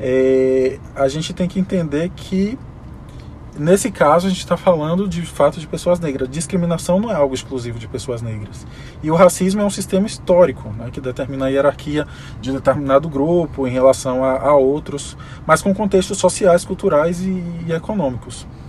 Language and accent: Portuguese; Salvador, Bahia, Brazil; sou daqui de Salvador